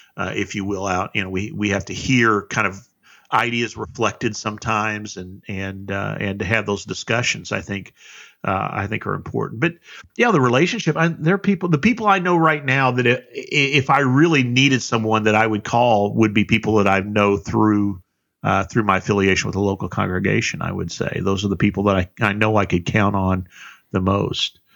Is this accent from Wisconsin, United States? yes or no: no; South Central Indiana, United States; I'm from South Central Indiana